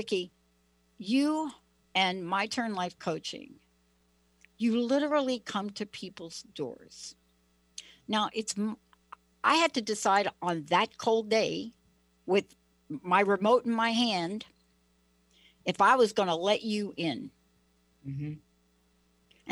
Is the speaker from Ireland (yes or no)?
no; East Coast, New England, United States; moved away; I'm from the East Coast